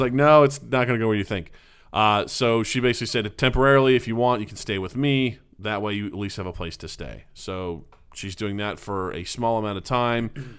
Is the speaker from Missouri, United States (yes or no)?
yes; Northeastern Missouri, United States; near my hometown slash in my hometown of, of Northeastern Missouri